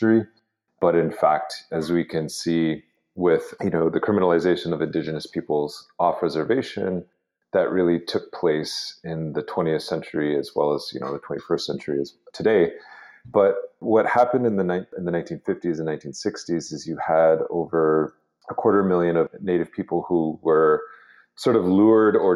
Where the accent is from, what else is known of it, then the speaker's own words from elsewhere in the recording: Lower Brule Sioux Tribe, South Dakota, United States; also born or lived in Albuquerque, New Mexico; from the Lower Rural Sioux Tribe in South Dakota